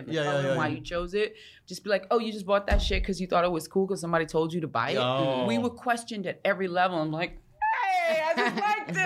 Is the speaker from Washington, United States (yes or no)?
no; New York, United States; I grew up in New York in the 80s